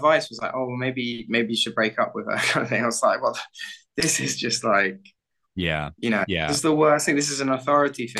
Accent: United Kingdom; now in Barcelona, Spain; I'm from the suburbs of London

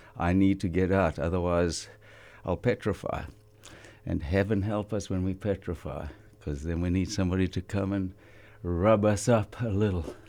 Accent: South Africa; moved away as an adult; now in Ventura, United States; we grew up high in the Highveld, up five thousand feet in the thin air.

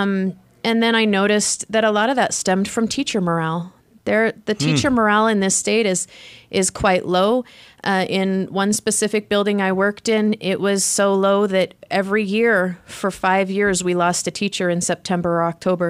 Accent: Wyoming, United States; now in Utah, United States; I came from Wyoming.

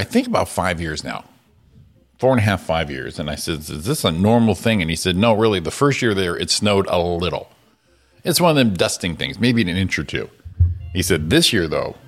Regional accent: Connecticut, United States; moved away; We're from Connecticut. We went back one time

